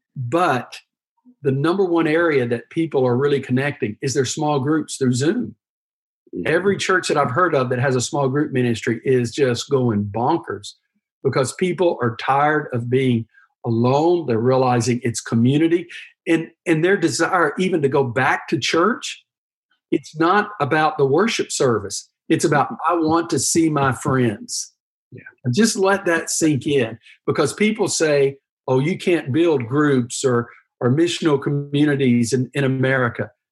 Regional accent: United States; being an American is great. We're very pragmatic people, we're process oriented. One, two, three, how we do things. That's what's made our country what it is.

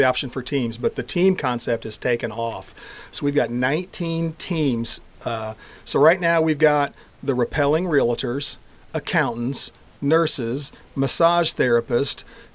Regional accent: Washington, Indiana, United States; moved away as an adult; also born or lived in Evansville, Indiana; I grew up in Washington, Indiana, hour north of here

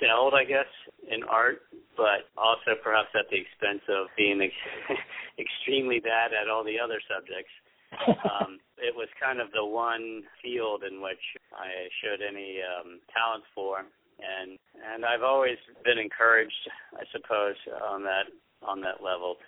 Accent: Washington, District of Columbia, United States; moved away as an adult; also born or lived in New York City, United States; now in Wurtsboro, United States; originally I'm from the Washington, D.C. area

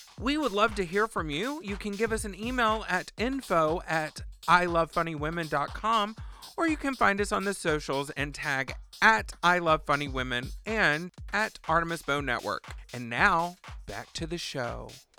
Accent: Texas, United States; born there; I was born in Texas.

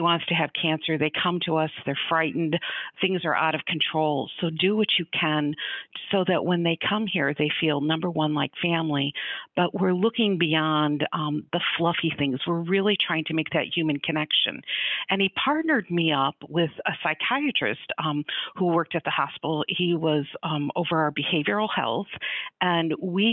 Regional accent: Chicago, Illinois, United States; moved away; also born or lived in Grand Rapids, Michigan / Colorado; I'm originally from the Chicago area

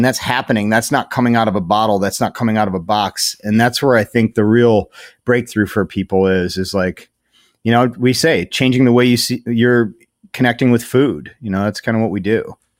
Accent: Strongsville, Ohio, United States; I grew up in Strongsville before it was flattened for a mall

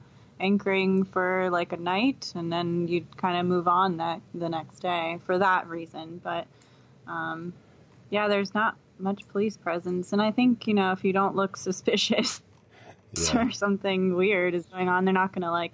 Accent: United States; Yes. Yeah, and as American citizens, we get 6 months without a visa.

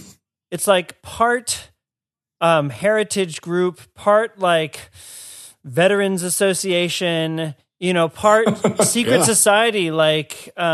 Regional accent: United States; as an American

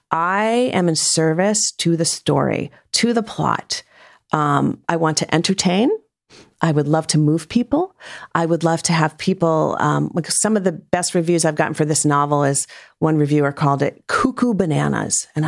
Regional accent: Rhode Island, United States; I grew up in Rhode Island.

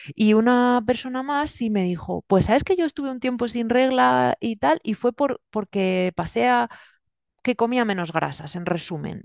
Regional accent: Murcia, Region of Murcia, Spain; moved away as an adult; also born or lived in Germany; now in Valencia, Spain; yo viví gran parte de mi vida en Murcia, luego vine a Valencia a estudiar

